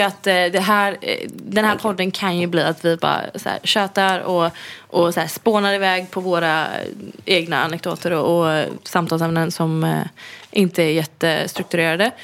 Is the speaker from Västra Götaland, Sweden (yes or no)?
yes; Gothenburg, Västra Götaland, Sweden; moved away; min familj som bor hemma i Göteborg